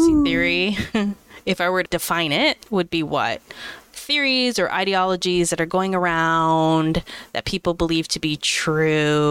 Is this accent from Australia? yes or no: no; Canada; as a Canadian